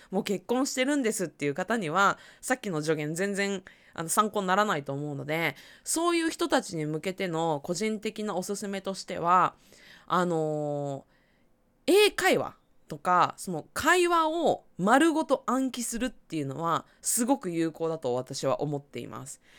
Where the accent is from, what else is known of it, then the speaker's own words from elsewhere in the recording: Aichi, Japan; 私はまあ、地元が愛知県で